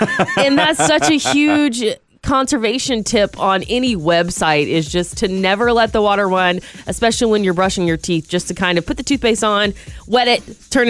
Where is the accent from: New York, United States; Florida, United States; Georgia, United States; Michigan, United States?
Georgia, United States; now in Santa Rosa, United States; I'm from Georgia where it rains, so we don't experience drought.